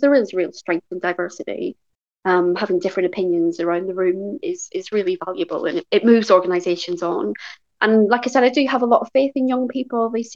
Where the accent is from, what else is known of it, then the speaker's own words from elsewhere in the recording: Belfast, Northern Ireland, United Kingdom; I grew up in West Belfast, which is a very deprived part of the UK